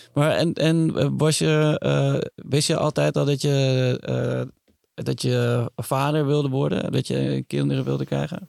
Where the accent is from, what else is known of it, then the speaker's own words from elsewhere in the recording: Utrecht, Netherlands; now in Amsterdam, Netherlands; toen ik jong was en, en in Utrecht woonde